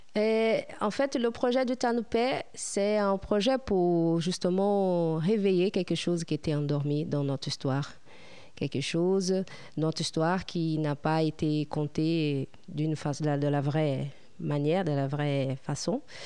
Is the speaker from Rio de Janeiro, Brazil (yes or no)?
yes; Piabetá, Rio de Janeiro, Brazil; French is a second language; moved away as an adult; also born or lived in Petrópolis; now in France; je suis née euh, là-bas, mais j'étais élevée à Piabeta